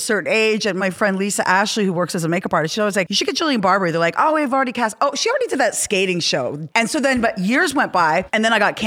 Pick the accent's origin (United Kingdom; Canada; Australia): Canada; now in Los Angeles, United States; I'm from Canada.